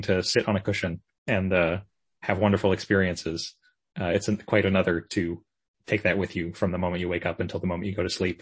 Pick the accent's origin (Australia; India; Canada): Canada; Victoria, British Columbia; Victoria, British Columbia. That's okay. Kind of my hometown